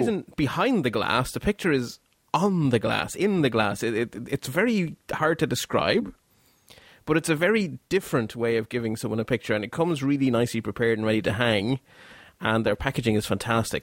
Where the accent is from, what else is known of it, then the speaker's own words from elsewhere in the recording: Belgium; now in Ireland; although I live in Ireland and have lived here for a very long time, as you can tell by the accent, I'm not actually from Ireland, I'm actually from Belgium